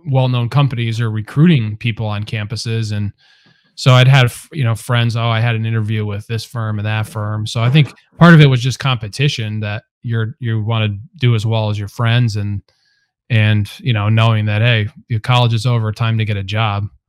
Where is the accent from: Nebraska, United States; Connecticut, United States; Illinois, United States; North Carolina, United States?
Connecticut, United States; Cheshire; also born or lived in Hamden, Connecticut / Delaware; I'm actually from Cheshire, Connecticut, a couple towns over, and grew up there